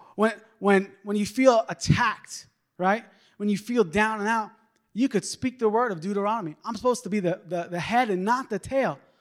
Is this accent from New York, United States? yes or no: yes; New York, United States; moved away; I'm originally from New York